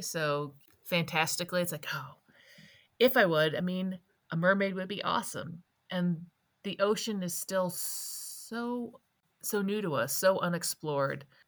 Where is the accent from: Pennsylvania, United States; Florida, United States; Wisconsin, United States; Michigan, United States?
Wisconsin, United States; now in Colorado, United States; I grew up in Wisconsin